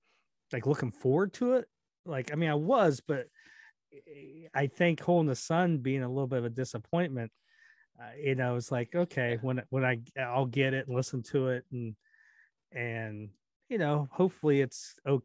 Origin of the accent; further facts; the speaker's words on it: California, United States; with growing up in California